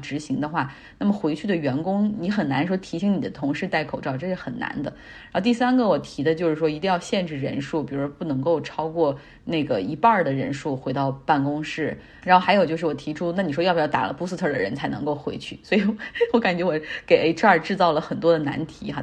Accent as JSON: {"language": "Chinese", "town": "Harbin", "region": "Heilongjiang", "country": "China", "tie": "born or raised there", "moved": "yes", "lives_now": "United States", "said": "我的老家哈尔滨"}